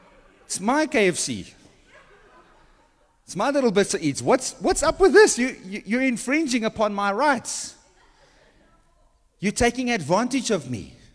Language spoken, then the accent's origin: English; South Africa; Well, we're South African, so we understand this.